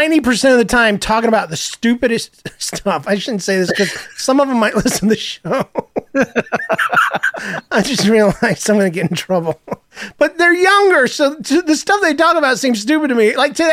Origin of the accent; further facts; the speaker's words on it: the South, United States; You know, I'm from the South ultimately, and even though I don't still have my accent